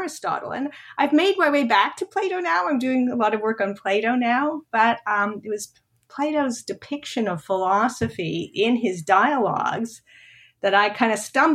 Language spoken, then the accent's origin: English; Montreal, Quebec, Canada; moved away as an adult; also born or lived in Toronto; now in United States; I'm from Montreal and in Quebec. After high school, you go to what's called Cégep.